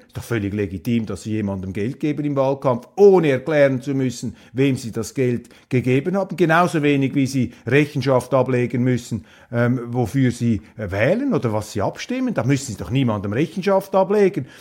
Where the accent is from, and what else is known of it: Switzerland